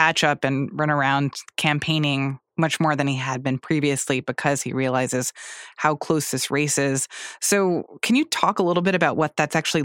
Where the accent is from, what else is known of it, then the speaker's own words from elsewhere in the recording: United States; as an American